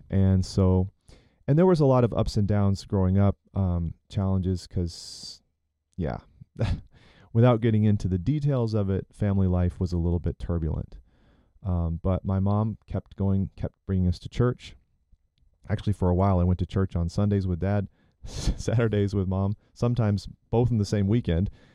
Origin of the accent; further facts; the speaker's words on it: Chattanooga, Tennessee, United States; being here in my hometown of Chattanooga, Tennessee, this is home